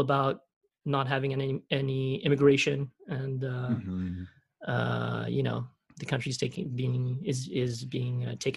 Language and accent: English; Switzerland; moved away; I was born an American, but I grew up in Europe, in Switzerland